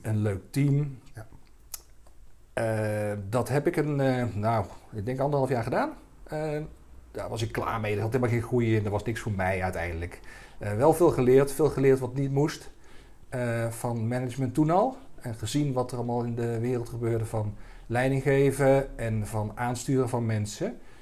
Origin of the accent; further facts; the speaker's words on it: Dongen, North Brabant, Netherlands; also born or lived in Helmond; ik eh, kom uit Dongen. Ik ben opgegroeid in Brabant.